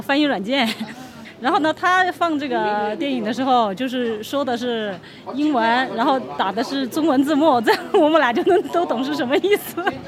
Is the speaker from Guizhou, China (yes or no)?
yes; Guiyang, Guizhou, China; moved away; 我是土生土长的贵阳人